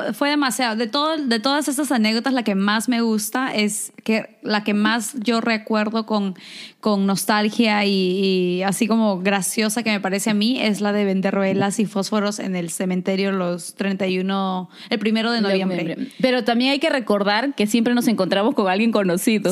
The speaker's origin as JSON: {"language": "Spanish", "region": "Lima", "country": "Peru", "tie": "born or raised there", "moved": "yes", "said": "como nosotros vivimos en San Juan del Urigancho"}